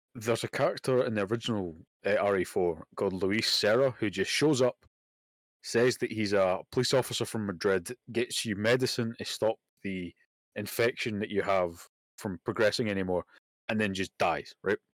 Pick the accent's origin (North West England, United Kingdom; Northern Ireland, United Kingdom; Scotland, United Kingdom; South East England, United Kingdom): Scotland, United Kingdom; I'm Scottish